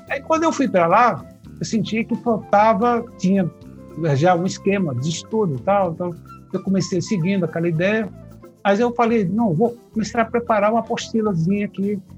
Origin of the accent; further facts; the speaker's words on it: Olinda, Pernambuco, Brazil; Porque eu vim do Nordeste, é, onde eu ouvia muita ciranda, baião, frevo, maracatu, essa coisa